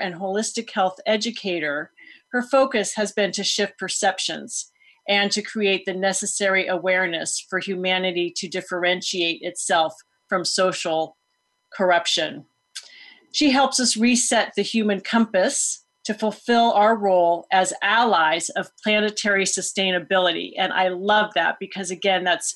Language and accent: English; Foster City, California, United States; I am speaking to you today from my parents' home where I grew up in Foster City